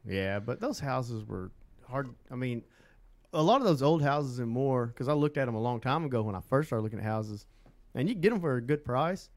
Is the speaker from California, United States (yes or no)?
no; Southeast Oklahoma, United States; moved away as an adult; now in Central Oklahoma, United States; I'm from Southeast Oklahoma